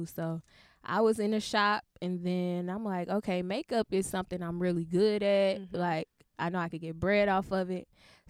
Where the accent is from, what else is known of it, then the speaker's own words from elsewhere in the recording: St. Louis, Missouri, United States; moved away as an adult; now in New York City, United States; I'm from St. Louis. I've been in New York for about 3 years. It'll be 4 next year.